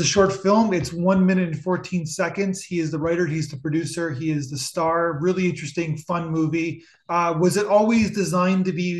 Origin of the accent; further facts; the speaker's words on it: Ontario, Canada; my wife is from Montreal and I'm from Ontario.